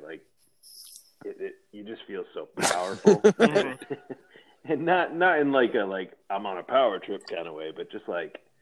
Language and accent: English; Massachusetts, United States; I'm from a small town in Massachusetts